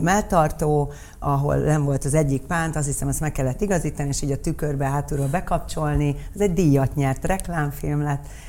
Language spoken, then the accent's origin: Hungarian; Budapest, Hungary; Rákos ligeten laktunk